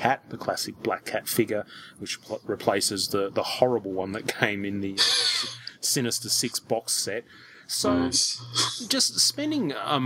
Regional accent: Australia; as an Australian collector

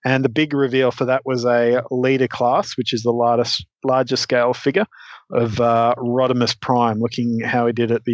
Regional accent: Australia; as an Australian kid in the 90s

